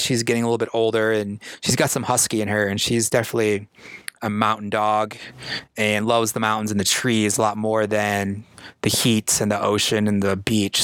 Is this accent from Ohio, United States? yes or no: no; Iowa, United States; moved away as an adult; also born or lived in Denver, Colorado; I'm born in the Midwest. I grew up in Iowa. Uh, I moved to Denver, Colorado in 1999 to go to art school